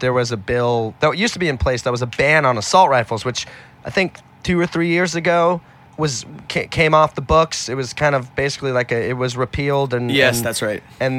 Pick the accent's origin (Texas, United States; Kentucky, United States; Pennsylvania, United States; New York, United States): New York, United States; Manhattan; born there; But I was born in Manhattan.